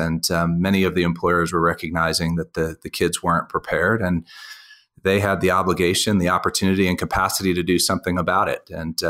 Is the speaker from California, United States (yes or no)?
no; Reston, Virginia, United States; now in Denver, United States; I grew up just outside of Washington, D.C. in Reston, Virginia. Used to be a sleepy little place